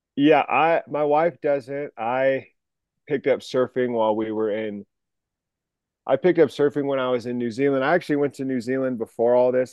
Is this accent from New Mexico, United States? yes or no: yes; New Mexico, United States; moved away as an adult; also born or lived in Sacramento / Seattle; I grew up in New Mexico. I went to the University of New Mexico